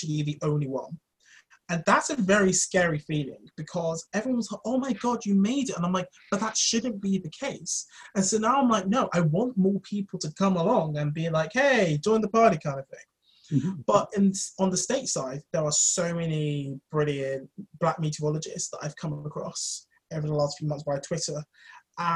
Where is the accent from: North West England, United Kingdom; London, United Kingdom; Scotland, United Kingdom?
London, United Kingdom; I grew up in London